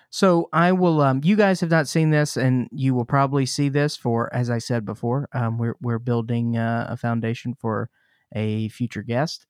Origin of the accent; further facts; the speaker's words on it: Jackson, Mississippi, United States; I grew up in Mississippi. In Jackson, Mississippi